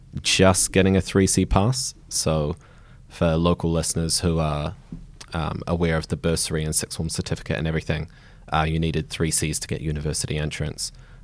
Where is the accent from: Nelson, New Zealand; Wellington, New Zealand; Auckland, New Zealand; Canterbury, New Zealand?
Nelson, New Zealand; I grew up in Nelson, so top of the South Island, small town, maybe 50,000 population.